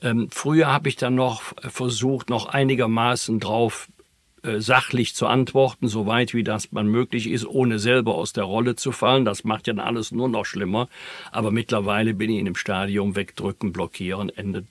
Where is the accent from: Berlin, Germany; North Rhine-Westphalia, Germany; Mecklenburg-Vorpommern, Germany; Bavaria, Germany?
North Rhine-Westphalia, Germany; Bergisch Gladbach; in meiner Heimatstadt Bergisch Gladbach